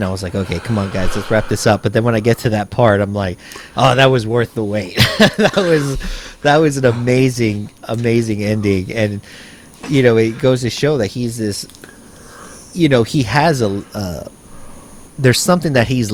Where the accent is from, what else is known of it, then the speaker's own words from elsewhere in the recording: United States; growing up in the United States that has, you know, having some sort of Mexican heritage. So when I learned about Chicano, I was like, yeah, that's exactly what I am.